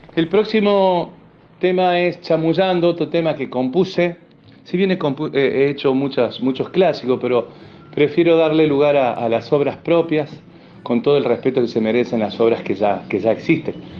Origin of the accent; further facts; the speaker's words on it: Córdoba, Argentina; cordobés, cantante, compositor y músico